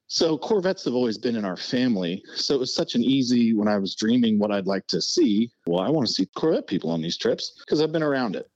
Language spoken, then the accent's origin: English; Indiana, United States; when I was a little kid growing up in Indiana.